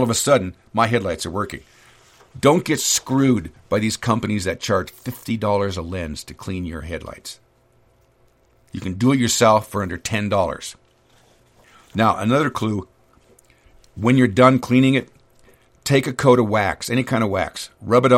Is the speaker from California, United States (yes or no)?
yes; California, United States; moved away as an adult; also born or lived in Sacramento; now in North Idaho, United States; I'm an idiot from California